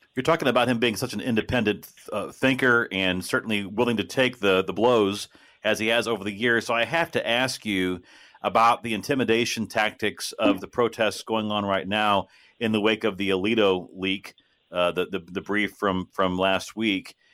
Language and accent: English; Belleville, Illinois, United States; moved away as an adult; also born or lived in St. Charles, Missouri; now in Louisville, United States; I grew up in Belleville, went to Lindenwood over in St. Charles